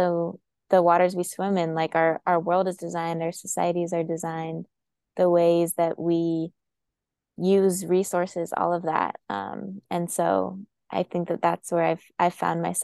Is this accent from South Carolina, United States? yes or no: no; Boulder, Colorado, United States; grow up in Boulder, Colorado